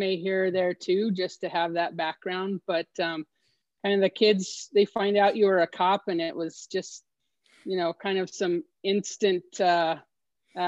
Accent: Los Alamos, New Mexico, United States; also born or lived in Omaha, Nebraska; I actually was born and raised in Los Alamos here in northern New Mexico

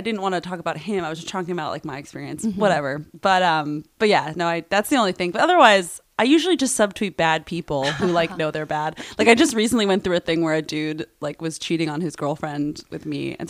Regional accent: New York City, New York, United States; now in Los Angeles, United States; I grew up in Brooklyn, so like my family's still there.

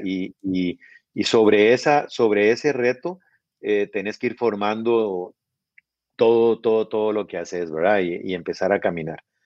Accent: Costa Rica; now in Guatemala; al ser yo tico

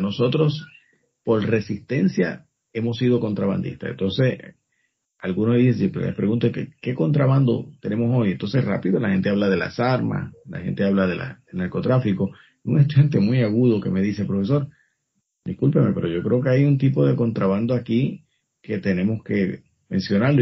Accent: Puerto Rico; nosotros somos parte del Caribe

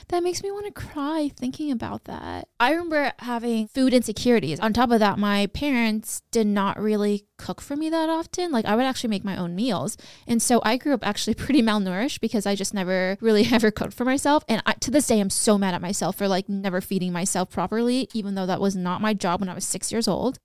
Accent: West Sacramento, California, United States; also born or lived in New York City; I grew up in Broderick in Section Eight

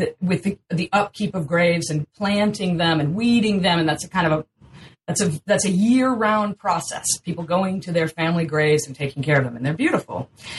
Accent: North Carolina, United States; No, but I'm from North Carolina.

